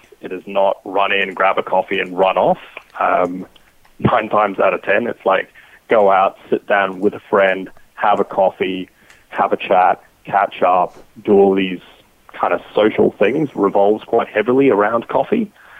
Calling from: Brisbane, Queensland, Australia; So I'm calling in from Brisbane, Australia today

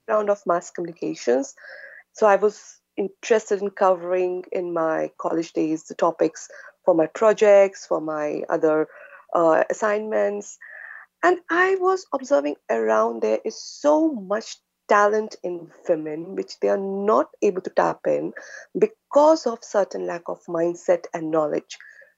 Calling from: Singapore; I am connecting from Singapore, and It is very early morning, 2 a.m. plus for us.

